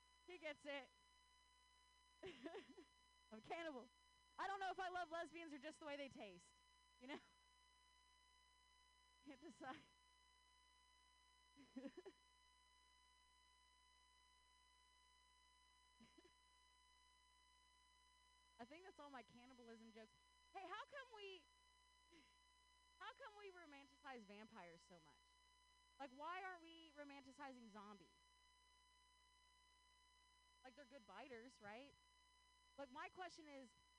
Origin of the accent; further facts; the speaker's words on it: Ohio, United States; now in Bay Area, United States; I grew up in Ohio